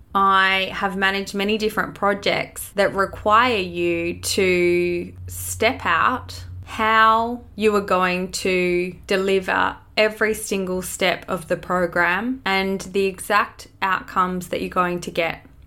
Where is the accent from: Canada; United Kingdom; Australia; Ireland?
Australia; Growing up in Australia, disconnected from my country and being immersed in my culture